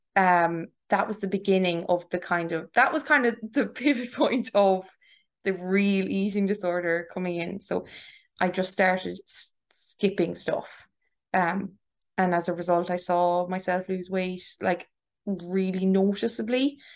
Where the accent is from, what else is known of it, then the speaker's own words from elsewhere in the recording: Tipperary, Munster, Ireland; moved away as an adult; also born or lived in Galway; now in Dublin, Ireland; I am from Tipperary.